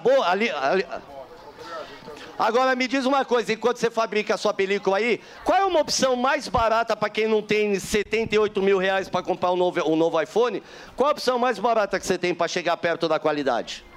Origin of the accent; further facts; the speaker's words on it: Argentina; now in Brazil; Eu sou argentina naturalizada brasileira.